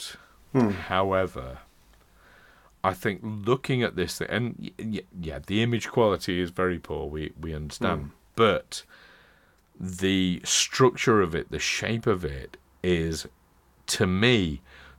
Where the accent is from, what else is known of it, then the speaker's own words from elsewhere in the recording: Doncaster, Yorkshire and the Humber, United Kingdom; Doncaster. my hometown.